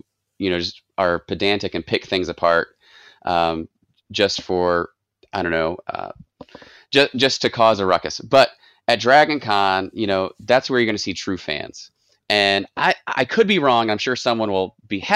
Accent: Mississippi, United States; moved away as an adult; now in Atlanta, United States; I grew up in, for most of elementary and high school and college, I grew up in Mississippi

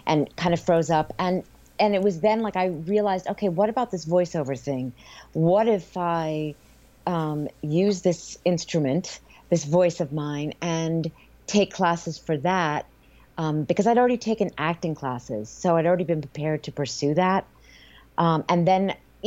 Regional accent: East Coast, United States; moved away as an adult; now in Los Angeles, United States; I'm from the East Coast

